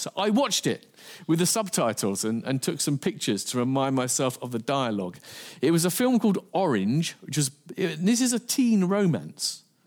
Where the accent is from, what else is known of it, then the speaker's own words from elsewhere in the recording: England, United Kingdom; I'm from England